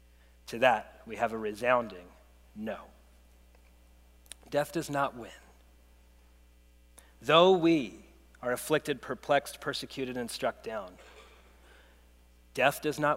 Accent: United States; As an American

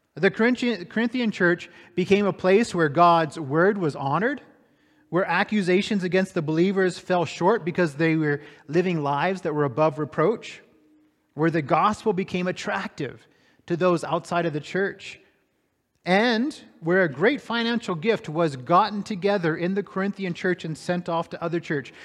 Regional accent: Tallahassee, Florida, United States; I was born about two hundred fifty miles south of Atlanta, Georgia, in Tallahassee, Florida

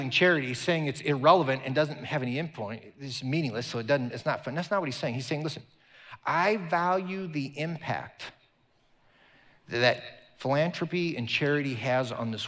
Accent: Omaha, Nebraska, United States; moved away; my hometown there in Omaha

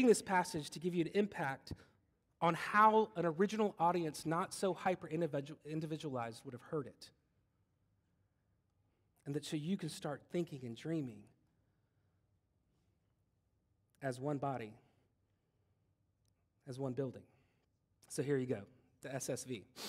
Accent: Germany; born there; My dad was born, I was born in West Germany, because that was a place at one point.

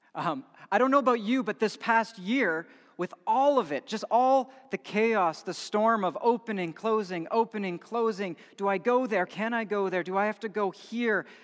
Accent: Edmonton, Alberta, Canada; growing up in Edmonton

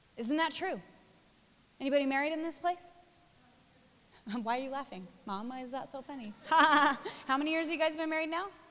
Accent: Spokane, Washington, United States; moved away as an adult; also born or lived in Australia; now in New York, United States; I was born in Spokane, Washington, moved to Australia, lived there for 10 years, met, married my husband, had our first three children

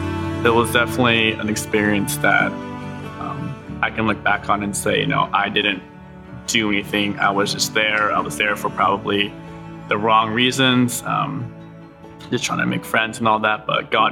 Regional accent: Japan; also born or lived in United States; I was born in America, but I grew up overseas in Japan. My parents were missionaries over there, so shout out to mom and dad.

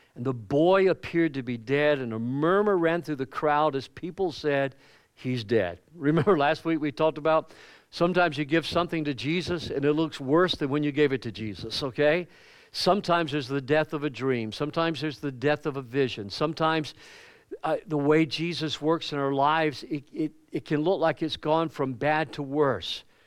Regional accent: the Bible Belt of the South, United States; moved away as an adult; growing up in the Bible Belt of the South, it was just, you know, Christianity was everywhere

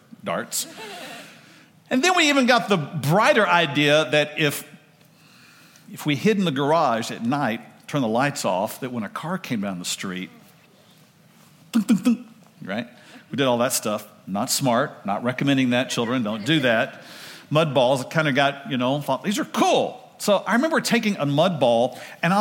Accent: Oak Cliff, Ovilla, Texas, United States; We moved from Oak Cliff, moved to Ovilla

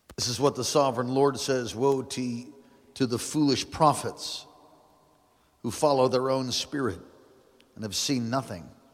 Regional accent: United States; I'm a Christian first before I'm, before I'm an American

